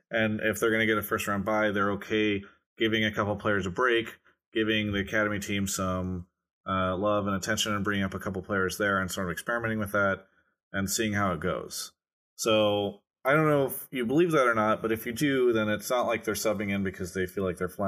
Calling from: Fort Myers, Florida, United States; Calling from Fort Myers, Florida.

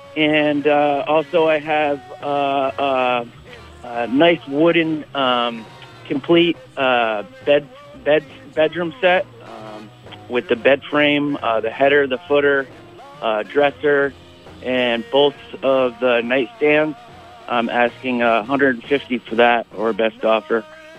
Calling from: Burlington, Vermont, United States; I'm calling from Burlington.

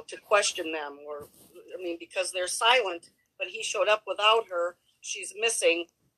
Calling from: Michigan, United States; I am in the Upper Peninsula of Michigan.

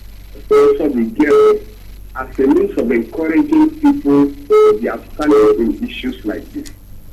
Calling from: Port Harcourt, Rivers State, Nigeria; I'm calling from Transamadi.

